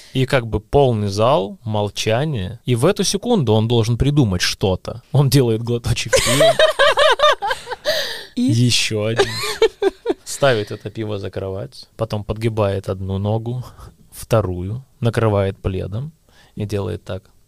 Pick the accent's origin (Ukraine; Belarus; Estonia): Ukraine; Luhansk, Luhansk Oblast; moved away; also born or lived in Kyiv, Ukraine; я приехал из Луганска, с такого ну, провинциального города